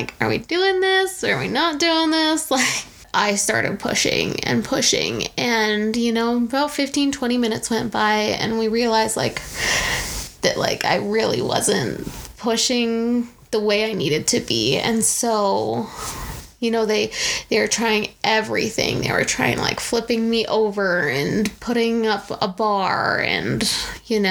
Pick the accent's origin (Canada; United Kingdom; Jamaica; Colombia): Canada; moved away as an adult; now in United States; being Canadian and living down in the States